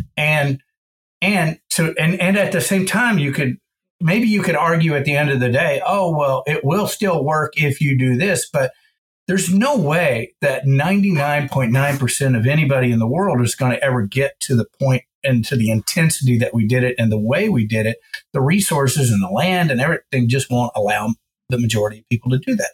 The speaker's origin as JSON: {"language": "English", "town": "Georgetown", "region": "Texas", "country": "United States", "tie": "born or raised there", "said": "I grew up in Georgetown, Texas, just about 30 miles north of Austin, dead center of the state, hill country."}